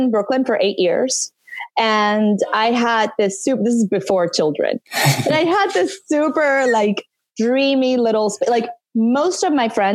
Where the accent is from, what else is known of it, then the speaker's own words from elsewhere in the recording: Santo Domingo, Dominican Republic; moved away as an adult; also born or lived in Northeast United States; now in Miami, United States; I grew up in Santo Domingo.